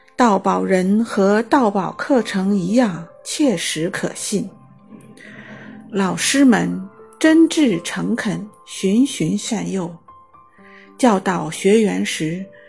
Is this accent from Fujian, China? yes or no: yes; Xiamen, Fujian, China; 我来自厦门，是一名建筑行业从业者